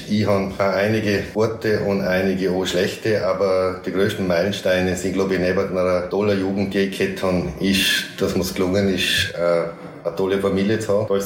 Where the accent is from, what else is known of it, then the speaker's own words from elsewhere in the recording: Braz, Vorarlberg, Austria; Ich aufgewachsen bin im Klostertal, sprich Bratz, äh, dadurch am Land, wo man sich ja gut kennt.